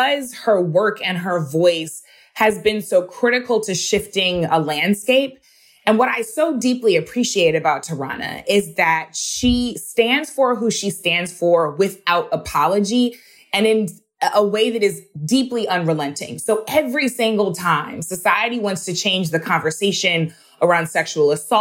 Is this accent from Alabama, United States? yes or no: no; Missouri, United States; my home state of Missouri